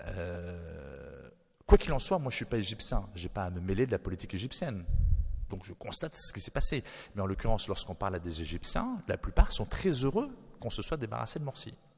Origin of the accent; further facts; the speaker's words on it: New Caledonia; je suis né en Nouvelle-Calédonie